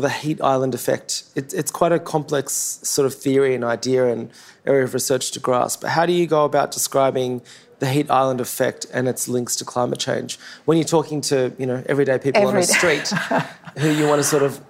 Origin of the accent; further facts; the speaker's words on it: Sydney, New South Wales, Australia; Western Sydney, my hometown.